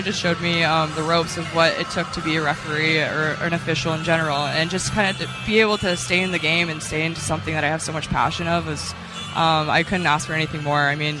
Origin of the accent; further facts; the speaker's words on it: Toronto, Ontario, Canada; moved away as an adult; also born or lived in Pittsburgh; I grew up in Toronto, Ontario. You know, it's a hockey town there.